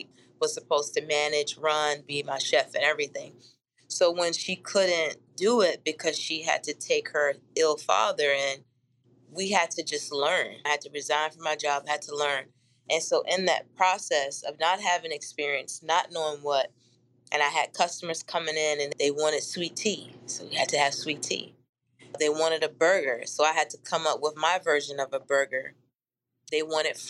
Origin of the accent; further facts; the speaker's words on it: Blackstone, Virginia, United States; moved away as an adult; in my hometown in Blackstone, Virginia